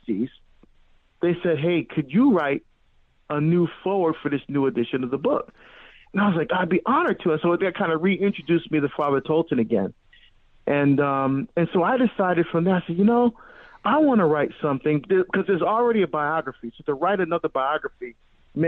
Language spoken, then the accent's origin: English; Hillside, New Jersey, United States; also born or lived in Barbados; I was born in Barbados in the West Indies, but I grew up in New Jersey.